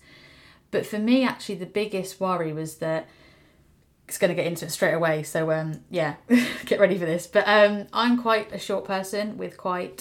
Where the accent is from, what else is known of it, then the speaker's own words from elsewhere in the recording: United Kingdom; as a British person